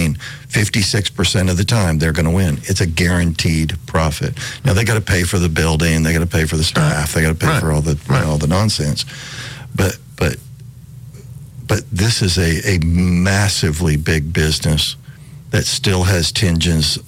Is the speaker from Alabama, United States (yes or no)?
yes; Alabama, United States; I grew up in Alabama